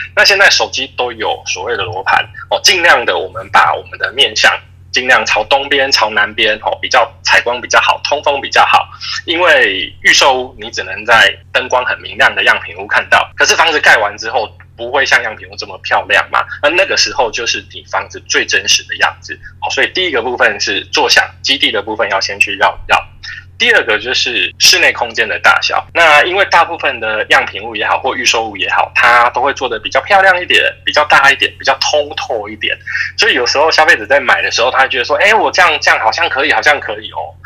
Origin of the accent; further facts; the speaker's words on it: Taiwan; 我们台湾人